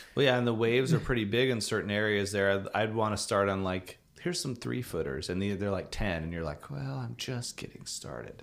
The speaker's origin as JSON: {"language": "English", "town": "Vancouver", "region": "Washington", "country": "United States", "tie": "born or raised there", "said": "I grew up in Portland area. Vancouver, Washington"}